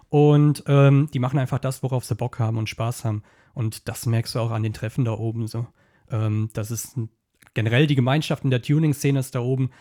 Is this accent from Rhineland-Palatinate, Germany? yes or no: yes; Kaiserslautern district, Rhineland-Palatinate, Germany; Kreis Kaiserslautern